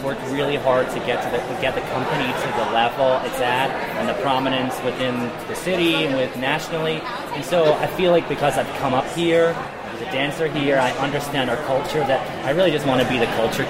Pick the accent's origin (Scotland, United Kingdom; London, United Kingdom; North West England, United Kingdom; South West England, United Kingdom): Scotland, United Kingdom; now in Memphis, United States; I'm from Scotland originally.